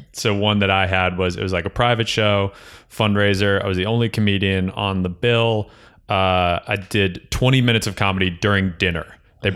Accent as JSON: {"language": "English", "area": "Bergen County", "region": "New Jersey", "country": "United States", "said": "I'm from Bergen County"}